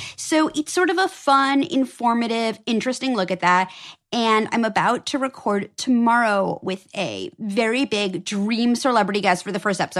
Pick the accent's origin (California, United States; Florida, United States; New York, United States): New York, United States; New York City; I grew up on the Upper East Side